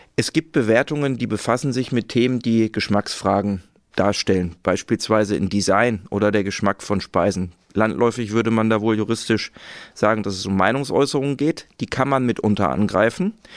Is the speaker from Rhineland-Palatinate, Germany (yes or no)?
no; Ruhr area, North Rhine-Westphalia, Germany; ich bin aus dem Ruhrgebiet